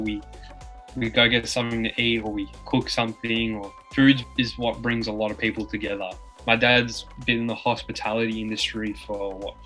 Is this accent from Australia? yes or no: yes; Melbourne, Victoria, Australia; I'm from Melbourne, Australia. You live in Melbourne still? Yeah. Born and raised here. Still live here.